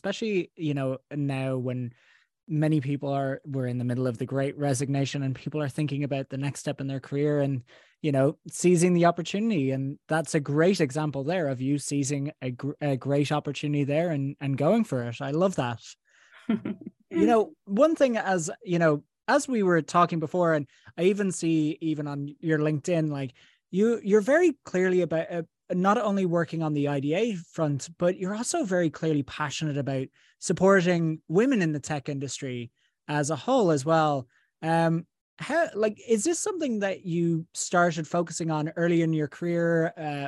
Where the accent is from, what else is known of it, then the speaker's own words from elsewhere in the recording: Ireland; as an Irish person